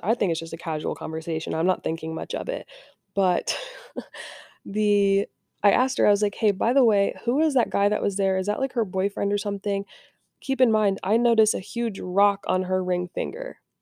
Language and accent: English; Indiana, United States; I'm from Indiana